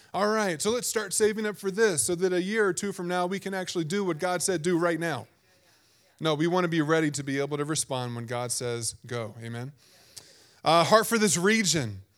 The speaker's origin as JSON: {"language": "English", "region": "Virginia", "country": "United States", "tie": "born or raised there", "said": "growing up in Virginia"}